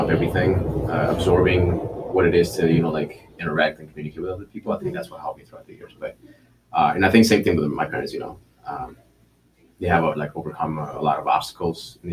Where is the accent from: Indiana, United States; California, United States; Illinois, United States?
Illinois, United States; Chicago; also born or lived in Mexico / Minneapolis / Philadelphia; I grew up actually in Pilsen here too